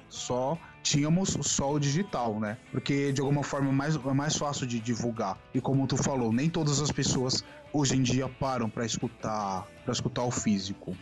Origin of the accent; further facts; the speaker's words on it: Brazil; eu falo por sendo brasileiro